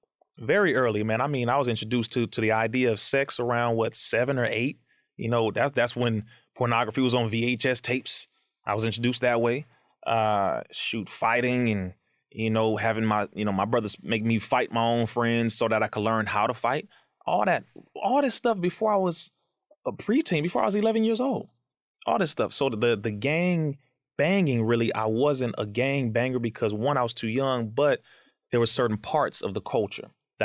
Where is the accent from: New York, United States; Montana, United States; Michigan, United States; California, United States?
California, United States; Compton; And I went to Sister Clara Muhammad School and I went to MUI, known as Muhammad University of Islam, when I was younger, both in Compton, California.